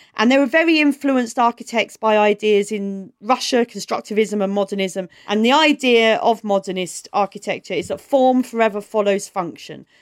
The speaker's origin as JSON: {"language": "English", "town": "Maidstone", "region": "South East England", "country": "United Kingdom", "tie": "born or raised there", "said": "I grew up in Kent, which still has the eleven plus"}